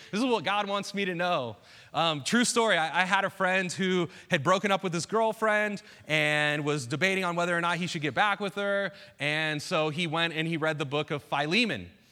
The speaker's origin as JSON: {"language": "English", "area": "Bay Area", "region": "Northern California", "country": "United States", "tie": "born or raised there", "also_born_or_lived": "Saskatchewan, Canada", "moved": "as an adult", "said": "I grew up in the Bay Area, uh, Northern California"}